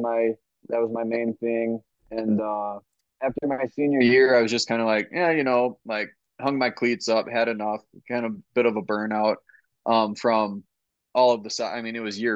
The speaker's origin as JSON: {"language": "English", "region": "Wisconsin", "country": "United States", "said": "So I'm originally from Wisconsin, just a small town"}